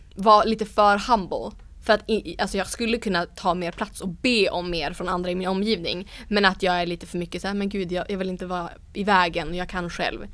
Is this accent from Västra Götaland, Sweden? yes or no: no; Umeå, Västerbotten County, Sweden; Ersboda där jag kommer ifrån i Umeå